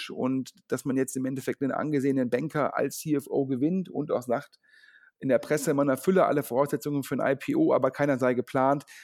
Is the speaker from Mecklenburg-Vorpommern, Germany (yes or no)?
no; Düsseldorf, North Rhine-Westphalia, Germany; Letzteres macht mich natürlich als Düsseldorfer ja, stolz und froh